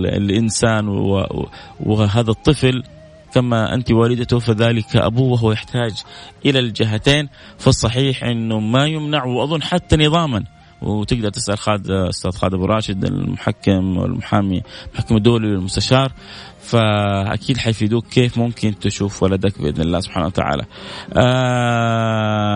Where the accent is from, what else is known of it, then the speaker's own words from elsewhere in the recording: Saudi Arabia; عندنا في السعودية